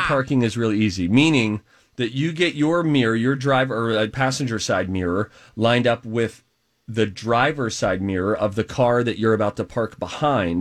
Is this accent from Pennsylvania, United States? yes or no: yes; Pennsylvania, United States; the capital city of my home state.